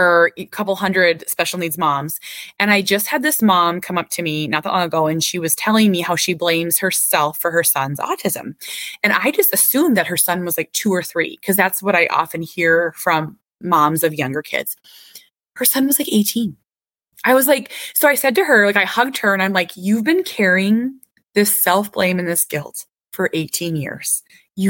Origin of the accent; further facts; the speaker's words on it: Minnesota, United States; I'm Minnesotan. I'm Minnesota nice